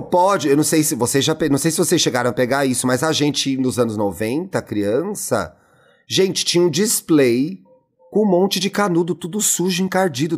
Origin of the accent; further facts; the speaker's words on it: São Paulo, Brazil; eu, como bom paulistano